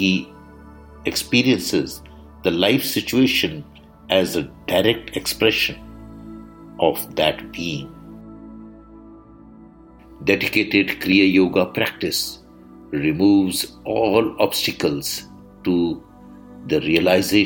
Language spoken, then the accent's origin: English; India; I am the Indian monk.